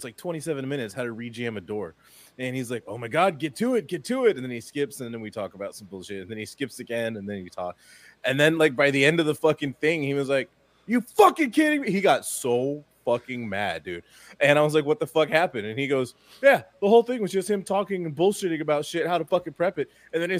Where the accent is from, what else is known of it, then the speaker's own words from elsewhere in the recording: Florida, United States; You know, I was raised in South Florida before it became all New Yorkified and...